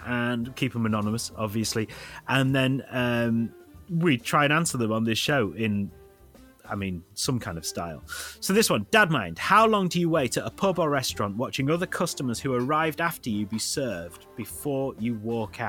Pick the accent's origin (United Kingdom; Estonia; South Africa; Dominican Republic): United Kingdom; I'm British.